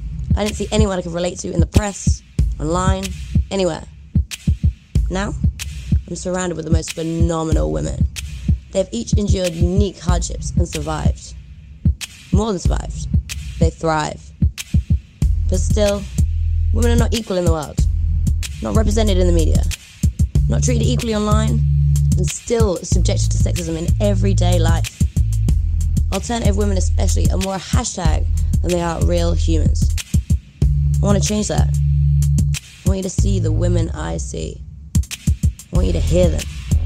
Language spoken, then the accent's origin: English; Scotland, United Kingdom; But, you know, I'm Scottish, man. I was like, I will fight this.